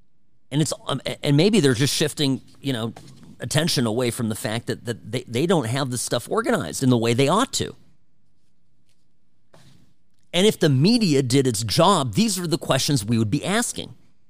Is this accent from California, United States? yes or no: yes; Irvine, California, United States; Cook's Corner is growing up in Irvine, my neighbor.